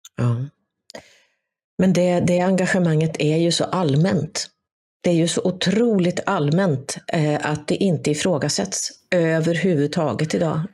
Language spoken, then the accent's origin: Swedish; Sweden